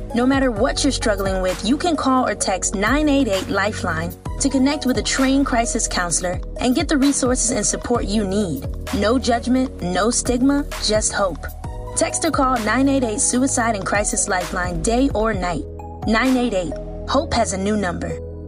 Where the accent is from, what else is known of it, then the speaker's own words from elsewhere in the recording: Liberia; moved away; growing up in Africa, in Liberia, obviously we had doctors, but not as immediate access